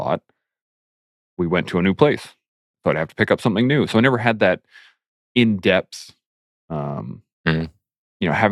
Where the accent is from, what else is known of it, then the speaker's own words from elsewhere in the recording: southern Alberta, Canada; also born or lived in Calgary / Lethbridge / Claresholm / Pincher Creek; born and raised in southern Alberta